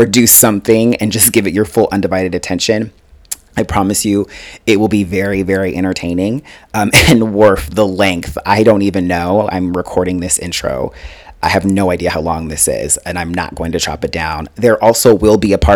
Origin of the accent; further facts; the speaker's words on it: Denver, Colorado, United States; I grew up in Denver, Colorado. So I was born in Denver, Colorado.